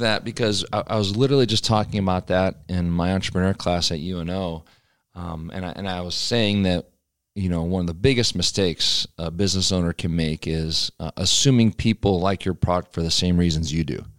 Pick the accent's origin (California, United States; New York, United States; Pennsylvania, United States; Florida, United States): Pennsylvania, United States; moved away; back home where I grew up in Pennsylvania